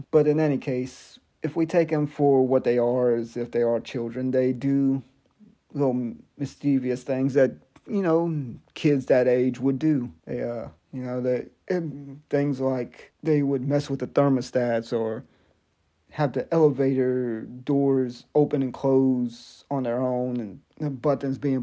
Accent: Biloxi, Mississippi, United States; moved away; I was born in a town in Mississippi called Biloxi

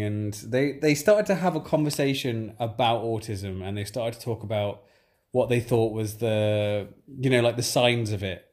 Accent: England, United Kingdom; as we are English

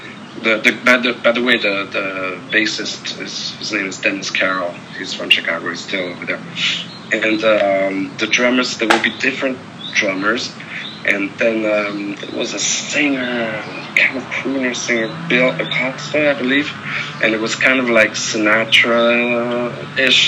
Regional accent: Paris, Île-de-France, France; I grew up in Paris, France.

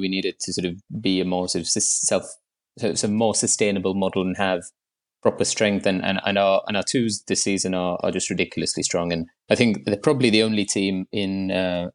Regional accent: Mumbai, Maharashtra, India; moved away as an adult; now in London, United Kingdom; I moved to London in 2014 from Bombay, where I grew up.

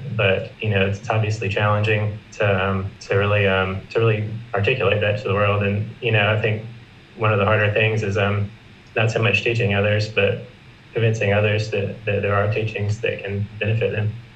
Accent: South Carolina, United States; also born or lived in Los Angeles; I'm from South Carolina. I'm currently living here after a year in Los Angeles

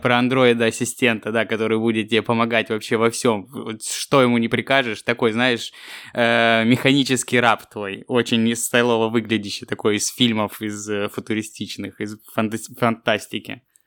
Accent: Krasnodar, Krasnodar Krai, Russia; moved away; also born or lived in Kropotkin; в мой родной город. Ну, практически родной. Но ну, я в 120 километров родился, ну, я считаю, что Краснодар мой родной город

